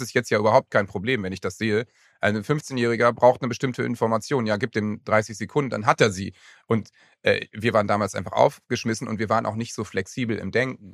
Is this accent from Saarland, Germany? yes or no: no; Lower Saxony, Germany; ich komme ja aus Niedersachsen